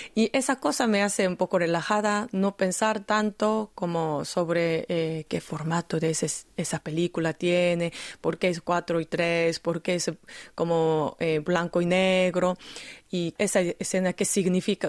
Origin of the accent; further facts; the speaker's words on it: Busan, South Korea; Spanish is a second language; Yo nací en Busan, obviamente mi secundario estaba en Busan